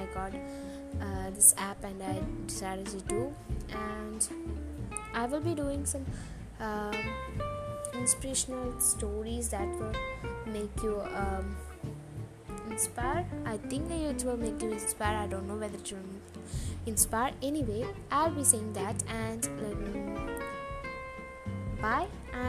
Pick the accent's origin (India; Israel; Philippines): India; Kerala; I'm an Indian girl who lives in Kerala, a state in India, and I'm 12 years old and I'm studying in 7th standard in a school in Kerala